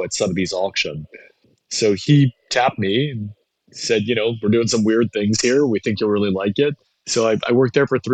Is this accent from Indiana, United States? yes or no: no; New York City, New York, United States; I was born in New York City, downtown, right by Washington Square